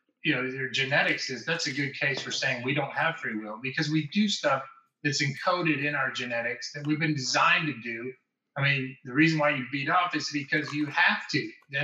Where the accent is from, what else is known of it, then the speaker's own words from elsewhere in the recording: New Orleans, Louisiana, United States; now in St. Paul, Texas, United States; I'm from New Orleans originally.